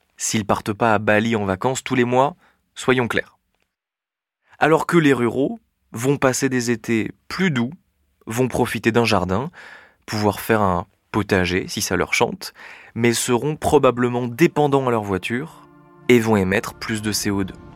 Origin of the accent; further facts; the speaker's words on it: south-east France, France; moved away as an adult; now in Paris, France; Je suis pas parisien, je suis euh, un petit provincial, né dans le sud-est de la France